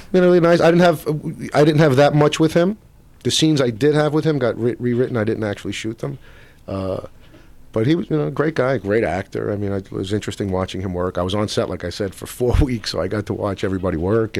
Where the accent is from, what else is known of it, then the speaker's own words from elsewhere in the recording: New York City, New York, United States; moved away as an adult; now in Los Angeles, United States; I grew up in Brooklyn. I do a lot of work, and even my accent is not a typical modern day Brooklyn accent. And I use an old 1920s Lower East Side accent, which is very specific.